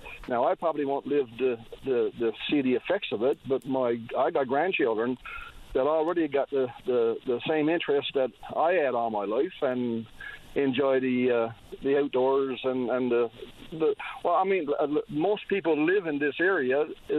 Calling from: Point Leamington, Newfoundland and Labrador, Canada; I'm calling from Point Lymington as a concerned citizen regarding those winds.

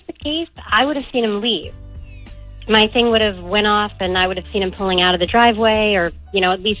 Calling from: New Orleans, Louisiana, United States; Well, I'm calling you from the Sheraton, New Orleans, in the lovely French Quarter.

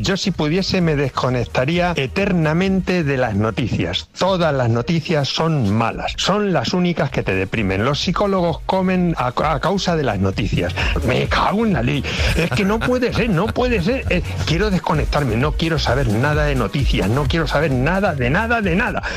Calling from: south of Tenerife, Canary Islands, Spain; llamo desde aquí del sur de Tenerife

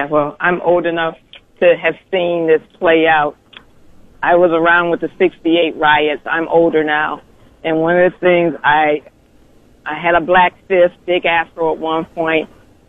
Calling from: Akron, Ohio, United States; I'm calling you from Akron.

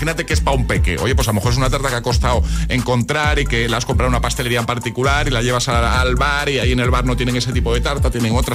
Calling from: Valencia, Valencian Community, Spain; Hola agitadores, soy … de Valencia.

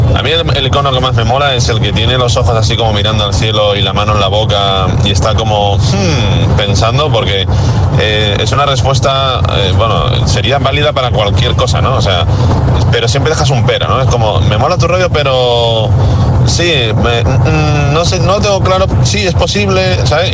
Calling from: Zaragoza, Aragon, Spain; Saludos desde Zaragoza

